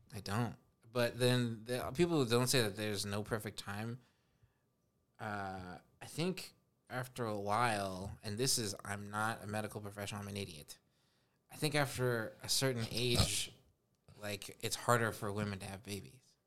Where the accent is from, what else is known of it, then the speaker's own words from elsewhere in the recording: Los Angeles, California, United States; also born or lived in Spokane, Washington; my mom and I moved here